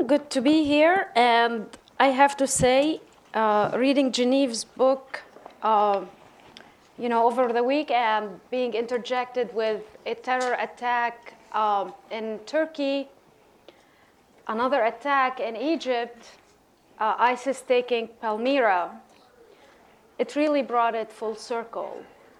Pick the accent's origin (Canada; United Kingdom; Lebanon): Lebanon; near Tripoli, North Governorate; now in Washington, D.C., United States; I grew up in near Tripoli, Lebanon